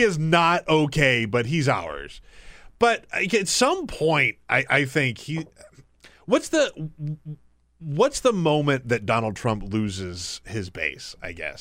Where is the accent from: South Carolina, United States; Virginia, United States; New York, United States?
South Carolina, United States; moved away; I grew up in South Carolina.